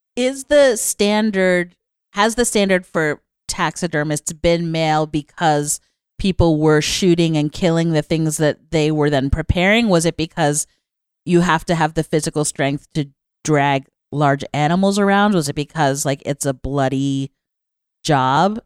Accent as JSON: {"language": "English", "region": "New York", "country": "United States", "tie": "born or raised there", "said": "when I was a little kid growing up in New York"}